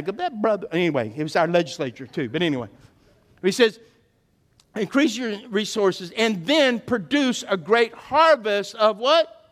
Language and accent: English; South Louisiana, United States; I remember as a kid growing up in South Louisiana